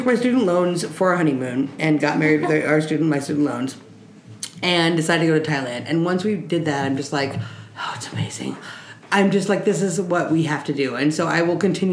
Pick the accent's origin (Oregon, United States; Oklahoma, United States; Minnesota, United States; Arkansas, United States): Oregon, United States; Portland; we're from Portland